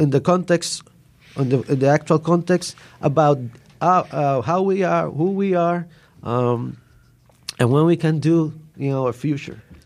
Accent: Puerto Rico; I live all my life in Puerto Rico

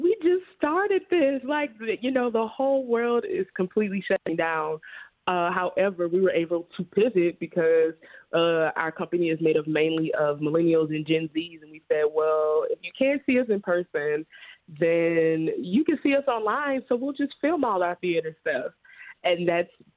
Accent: Baton Rouge, Louisiana, United States; moved away as an adult; now in Chicago, United States; I moved here in 2017, but I was born in Baton Rouge, Louisiana, and it was in a predominantly Black neighborhood

